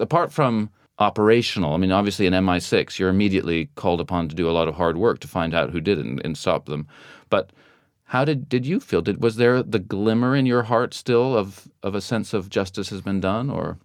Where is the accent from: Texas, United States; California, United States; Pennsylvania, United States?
California, United States; moved away as an adult; now in London, United Kingdom; growing up in California